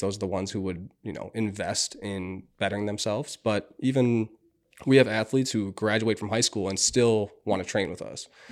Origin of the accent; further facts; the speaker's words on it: Minnetonka, Minnesota, United States; I grew up in Minnetonka, 45, 50 minutes away